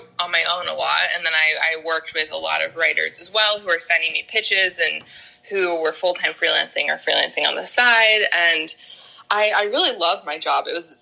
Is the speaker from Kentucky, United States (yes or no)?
no; Tampa, Florida, United States; I grew up in Florida, in Tampa